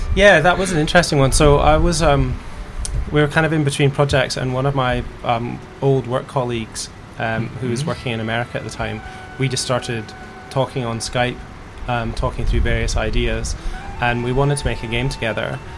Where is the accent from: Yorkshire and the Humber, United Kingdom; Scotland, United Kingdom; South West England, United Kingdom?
Scotland, United Kingdom; accent: Scottish; moved away; also born or lived in England; I'm from Scotland, and uh, I used to work in uh, England